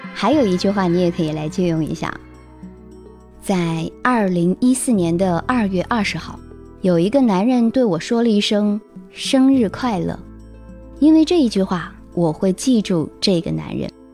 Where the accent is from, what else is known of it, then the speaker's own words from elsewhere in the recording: China; 我们中国人